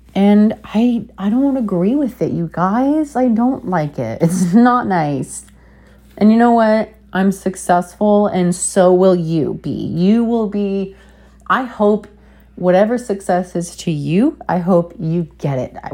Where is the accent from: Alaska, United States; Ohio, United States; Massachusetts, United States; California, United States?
Alaska, United States; growing up with a dad and brothers in Alaska